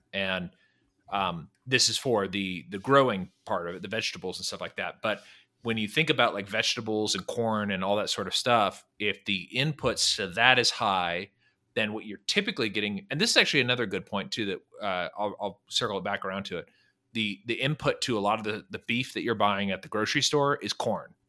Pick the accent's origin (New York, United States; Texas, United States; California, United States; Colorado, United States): California, United States; Northern; now in Dallas-Fort Worth, United States; I grew up in California, Northern California